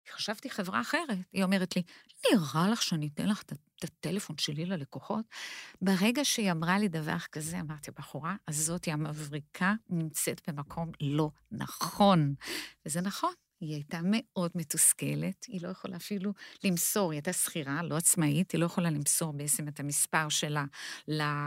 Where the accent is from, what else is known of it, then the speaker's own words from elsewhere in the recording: Brazil; Hebrew is a second language; moved away as an adult; now in Israel; אני עליתי לארץ, לארץ מברזיל. וכשאני הגעתי לארץ, לא, לארץ, אני בעצם עברתי אה, קשיי אה, שפה